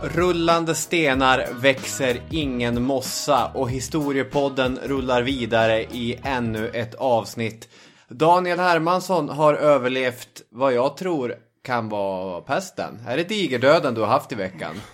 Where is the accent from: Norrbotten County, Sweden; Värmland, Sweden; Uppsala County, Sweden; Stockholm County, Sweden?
Norrbotten County, Sweden; inland Norrbotten; i Norrbottens inland där jag kommer ifrån finns inga högmossar